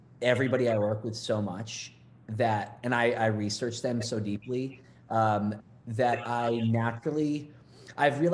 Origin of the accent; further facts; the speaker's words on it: Massachusetts, United States; now in Los Angeles, United States; I grew up in Massachusetts